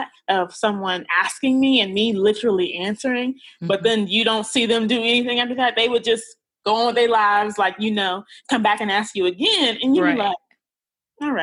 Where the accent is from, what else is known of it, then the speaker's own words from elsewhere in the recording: Wichita, Kansas, United States; moved away as an adult; also born or lived in Virginia Beach, Virginia / Dallas, Texas; now in New York, United States; I'm actually from Wichita, Kansas